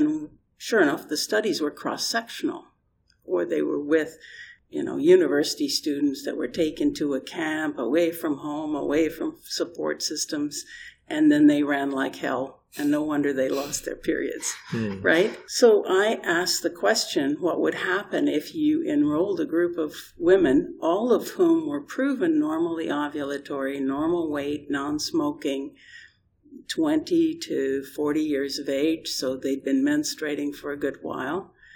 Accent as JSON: {"language": "English", "country": "Canada", "said": "I'm Canadian and not British."}